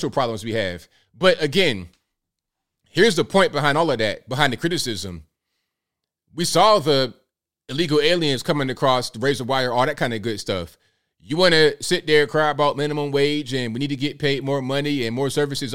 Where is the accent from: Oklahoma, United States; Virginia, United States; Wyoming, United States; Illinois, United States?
Virginia, United States; Virginia, my home state